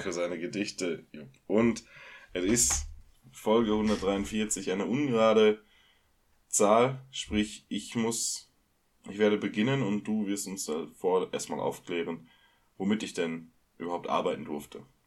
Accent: Ruhr area, North Rhine-Westphalia, Germany; wir kommen aus dem, aus dem Ruhrgebiet

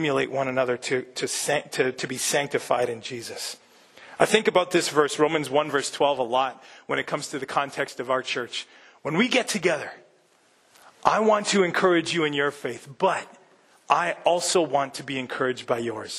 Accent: Midwest, United States; I'm a Midwesterner

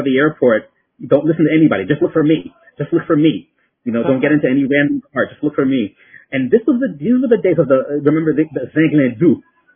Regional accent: New York City, New York, United States; also born or lived in France; I was born in France, okay, and came over to the United States when I was very young. And basically grew up in New York City.

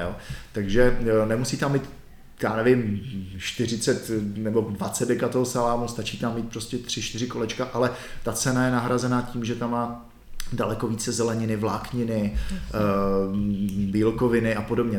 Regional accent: Czechia; My jsme si jako my Češi na to zvykli.

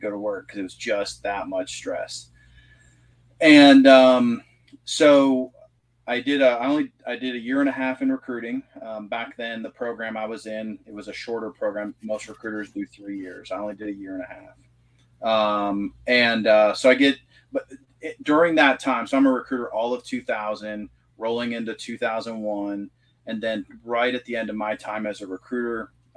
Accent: Indianapolis, Indiana, United States; moved away as an adult; also born or lived in Fort Drum, New York / Germany; now in Southeast Iowa, United States; I'm originally from Indiana. I grew up in Indianapolis.

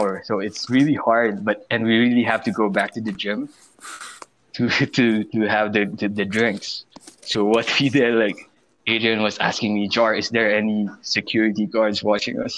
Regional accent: Philippines; also born or lived in Manila; my hometown is way far from Manila. It's around 2.5 hours from Manila.

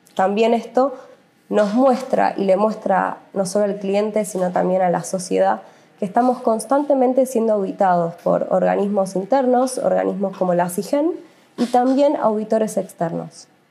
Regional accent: Argentina; somos una empresa del Estado argentino

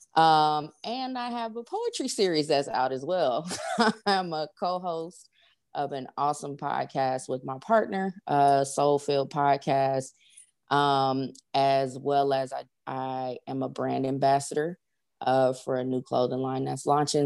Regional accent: Los Angeles, California, United States; now in Atlanta, United States; I am originally from Los Angeles, California, uh, currently reside

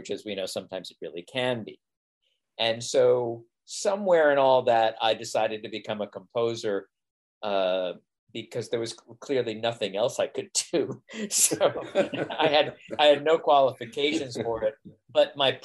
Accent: Long Island, New York, United States; I'm from Long Island, I'm from New York

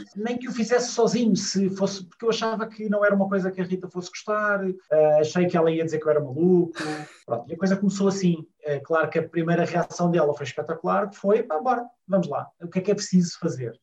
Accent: Lisbon, Portugal; sou lisboeta, com, uma, com quase todas as costelas alentejanas

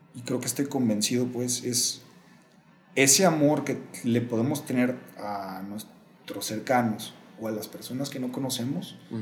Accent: Mexico; also born or lived in Guadalajara; ¿Qué pasó con nosotros como pueblo mexicano?

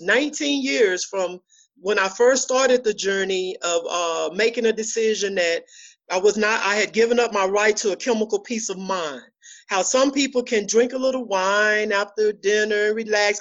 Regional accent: Dallas, Texas, United States; moved away as an adult; now in Fort Worth, United States; Oak Cliff. I'm from Dallas, Texas. I live in Fort Worth now

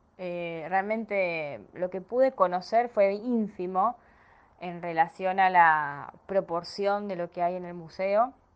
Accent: Las Parejas, Santa Fe, Argentina; now in Rosario, Argentina; soy de Argentina, actualmente vivo en Rosario, eh, pero soy de un pueblo muy chiquito llamado Las Parejas, a 150 kilómetros de Rosario

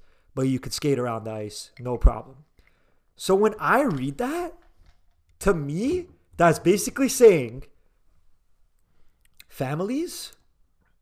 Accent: Canada; as a Canadian

